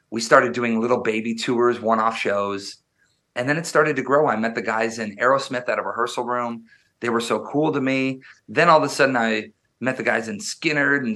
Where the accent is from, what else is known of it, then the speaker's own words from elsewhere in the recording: Wisconsin, United States; I was born and raised in Wisconsin, which is the midwest they call it up near near canada and i grew up very very rural